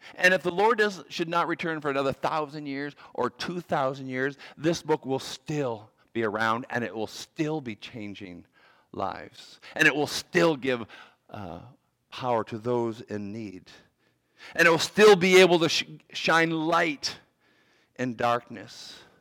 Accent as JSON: {"language": "English", "country": "Canada", "tie": "born or raised there", "also_born_or_lived": "Virginia / Maryland", "moved": "as an adult", "said": "I grew up in Canada and I played hockey"}